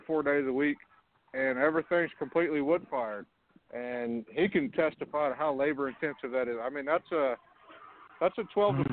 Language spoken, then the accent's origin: English; West Texas, United States; now in Carlsbad, United States; I'm out in New Mexico, but I was born and raised in West Texas